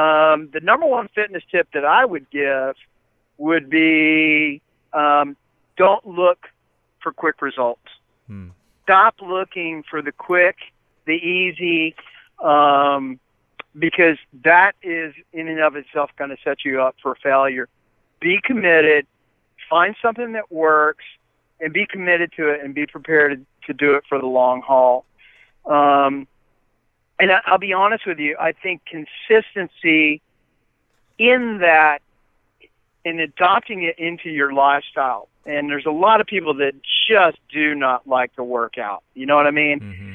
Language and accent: English; Huntington, West Virginia, United States; I'm from West Virginia, that is the most obese state in the country, and I come from Huntington, West Virginia